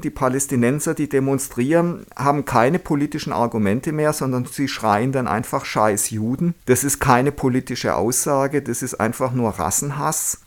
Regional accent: Germany; wir als Deutsche

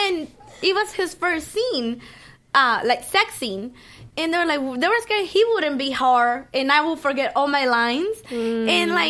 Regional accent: Miami, Florida, United States; Well, I mean, you're talking to me. I'm from Miami, man.

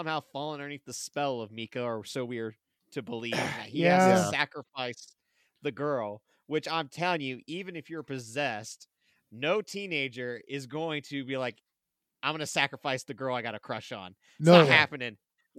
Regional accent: Ohio, United States; Growing up in Ohio

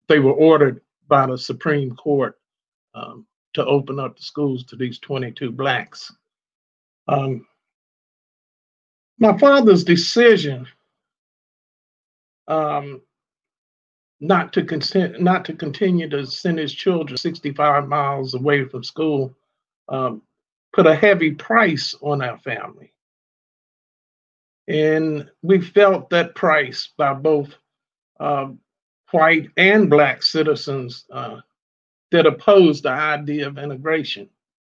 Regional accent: Front Royal, Virginia, United States; I was born here in Warren County, Front Royal, Virginia, over 70 years ago

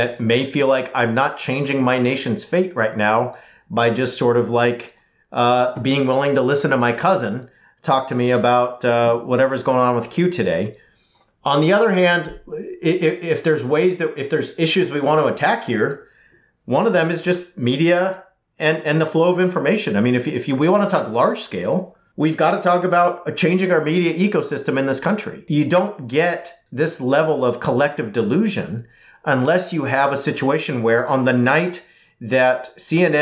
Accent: California, United States; as a Californian

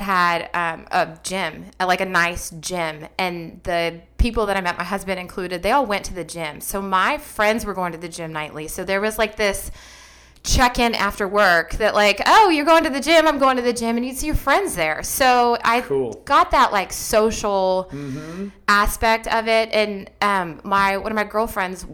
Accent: Columbus, Ohio, United States; I'm from Ohio.

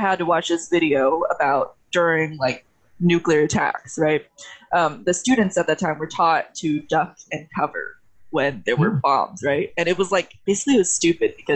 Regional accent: United States; I'm from America

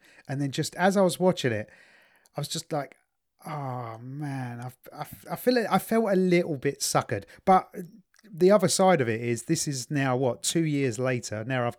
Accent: England, United Kingdom; because I'm the English version of one of them, aren't I?

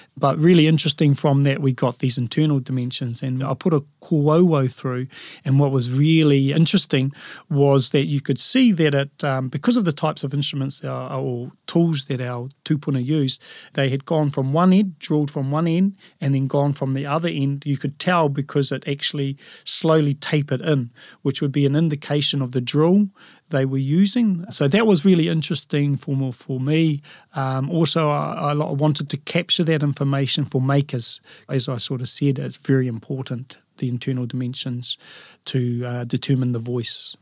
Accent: Lower Hutt, Wellington, New Zealand; Being a urban Māori, growing up in Lower Hutt, I always knew I was Māori

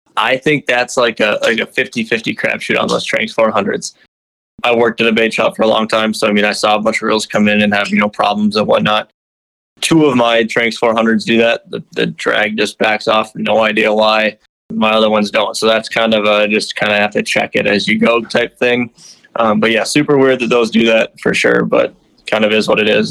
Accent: Minnetonka, Minnesota, United States; I grew up in Minnetonka, Minnesota

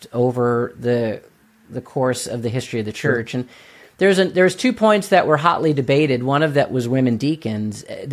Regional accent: United States; as an American

